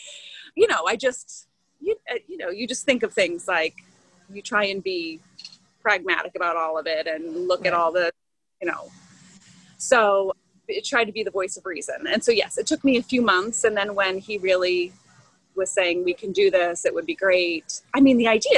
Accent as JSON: {"language": "English", "region": "Massachusetts", "country": "United States", "moved": "as an adult", "lives_now": "Maryland, United States", "said": "I am originally from Massachusetts, which is not known for homeschooling"}